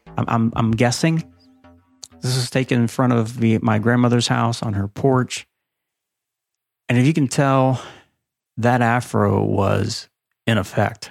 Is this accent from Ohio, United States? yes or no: yes; Ohio, United States; I grew up in Ohio.